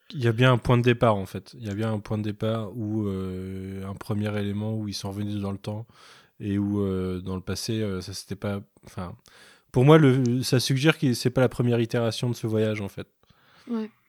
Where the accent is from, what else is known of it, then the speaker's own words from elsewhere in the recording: Canada; c'est parce que je suis canadien, c'était la blague de, Sliders euh, à l'époque.